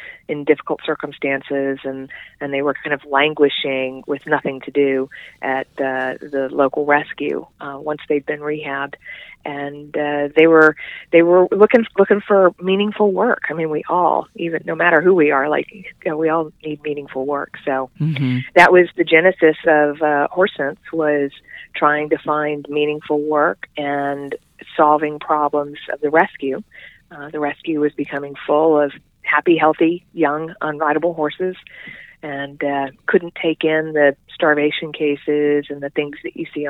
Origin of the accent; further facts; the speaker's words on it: Central Florida, United States; moved away as an adult; now in Asheville, United States; I was born and raised in Central Florida